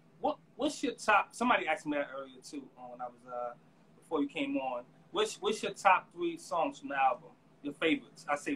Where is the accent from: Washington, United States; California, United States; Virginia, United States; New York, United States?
New York, United States; New York City; I'm from the Boogie Down.